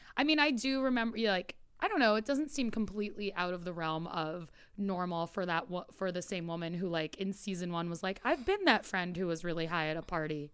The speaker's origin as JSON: {"language": "English", "region": "New York", "country": "United States", "tie": "born or raised there", "said": "I grew up in New York"}